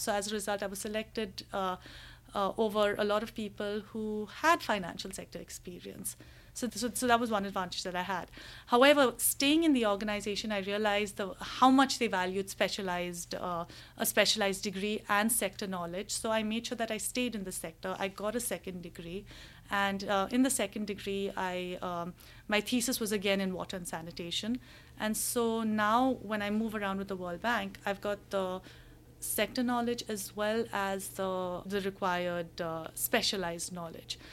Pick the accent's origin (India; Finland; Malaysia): India; moved away as an adult; also born or lived in Hong Kong; I'm, I'm from India